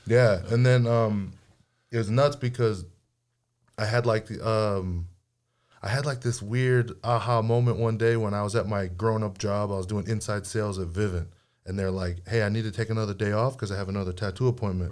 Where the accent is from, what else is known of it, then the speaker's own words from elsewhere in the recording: Hawaii, United States; I grew up in Hawaii